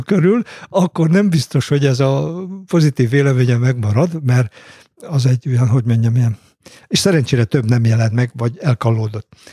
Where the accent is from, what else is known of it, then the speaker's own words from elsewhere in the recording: Homokmégy, Bács-Kiskun, Hungary; én mindenhol úgy lettem anyakönyvezve, hogy én homokményen születtem